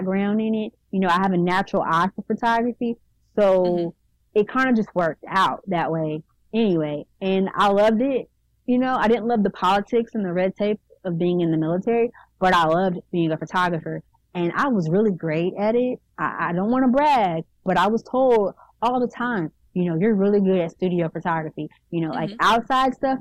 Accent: Houston, Texas, United States; moved away as an adult; also born or lived in Arkansas; now in Little Rock, United States; I was growing up in Houston

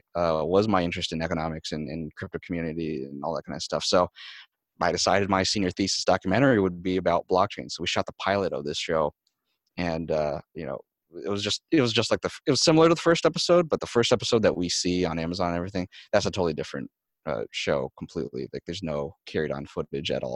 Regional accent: Michigan, United States; the community in my hometown in Michigan

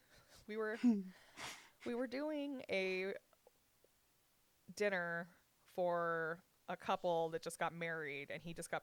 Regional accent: Southern Utah, United States; also born or lived in Panguitch / Richfield; I'm like Southern Utah.

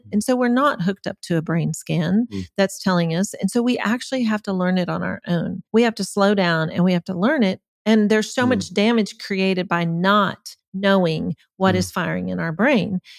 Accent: Germany; I was the youngest of eight kids. We grew up in Germany. Uh, my parents were missionaries.

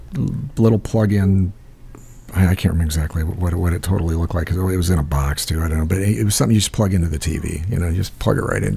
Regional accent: Midwest, United States

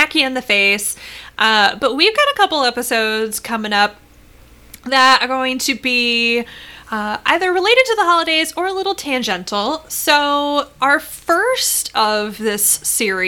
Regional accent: Midwest, United States; I know we both grew up in the Midwest

